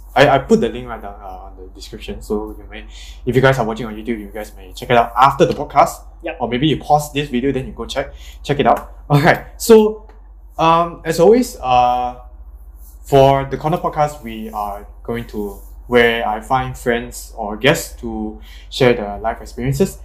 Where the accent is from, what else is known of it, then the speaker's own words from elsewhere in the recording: Malaysia; I'm still Malaysian, kind